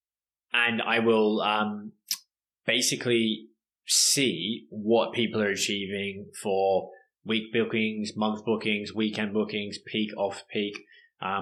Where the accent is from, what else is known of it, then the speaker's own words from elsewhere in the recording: Australia; moved away; I'm Australian.